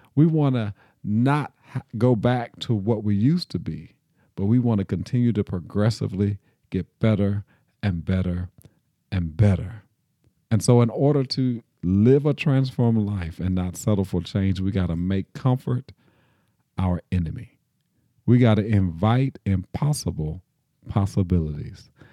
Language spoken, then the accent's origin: English; Nashville, Tennessee, United States; I grew up here in Nashville in a United Methodist church